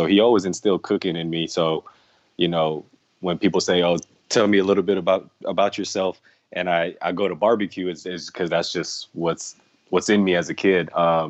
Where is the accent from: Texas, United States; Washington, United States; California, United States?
California, United States; Los Angeles; I'm from Los Angeles, California. Man, I've been grilling since I was a kid. My dad, he comes from Indonesia, from the islands